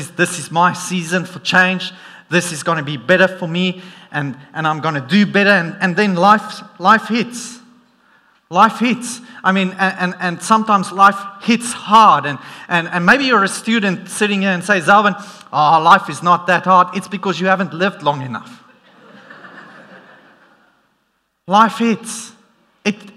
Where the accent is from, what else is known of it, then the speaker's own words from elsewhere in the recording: South Africa; accent: South African; my South African accent